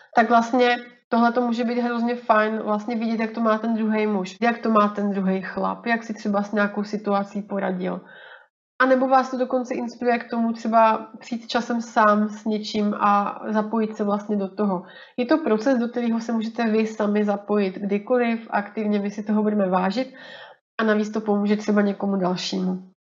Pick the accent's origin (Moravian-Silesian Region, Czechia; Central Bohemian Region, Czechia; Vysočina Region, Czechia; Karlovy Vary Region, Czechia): Moravian-Silesian Region, Czechia; Rýmařov; moved away as an adult; also born or lived in Brno; now in Plzeň, Czech Republic; pocházím původně z Moravy z takového maličkého městečka na Moravě, Rýmařov